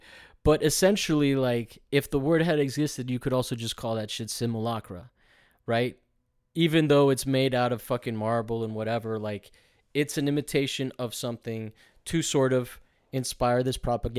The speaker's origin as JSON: {"language": "English", "country": "Italy", "tie": "born or raised there", "said": "well, in reality, I grew up not really following soccer, just being in its shadow in a culture because I grew up in Italy."}